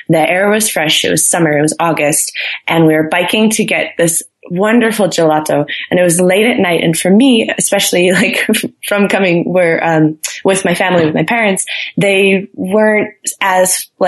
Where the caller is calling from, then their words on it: Boulder, Colorado, United States; I am currently calling you from Boulder, Colorado. Beautiful Boulder.